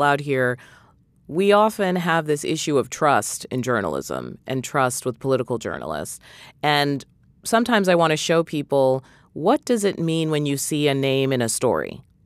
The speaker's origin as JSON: {"language": "English", "region": "New England", "country": "United States", "said": "I'm from New England"}